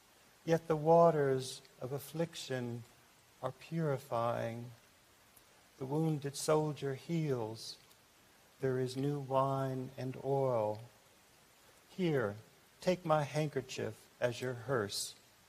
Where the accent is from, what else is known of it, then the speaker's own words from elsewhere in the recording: Japan; born there; I was born in Japan, which was mentioned, and I wrote this poem in Japan.